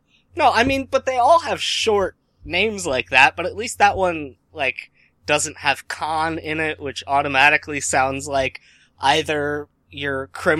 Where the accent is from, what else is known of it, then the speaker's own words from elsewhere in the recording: New Jersey, United States; And I'm from New Jersey.